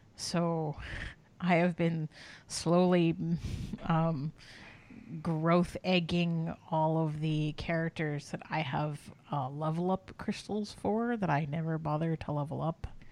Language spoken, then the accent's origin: English; Canada; we're both Canadian